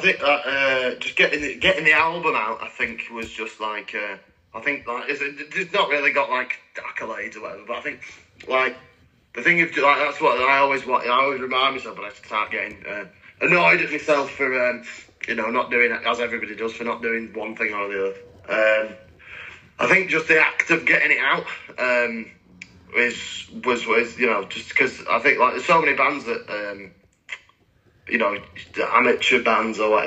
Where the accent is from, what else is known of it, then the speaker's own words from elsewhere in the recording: Ireland; being Irish